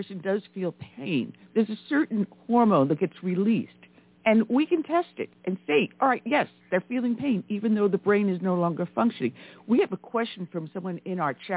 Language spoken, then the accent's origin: English; New York, United States; now in the South, United States; I'm originally from New York, even though I'm down south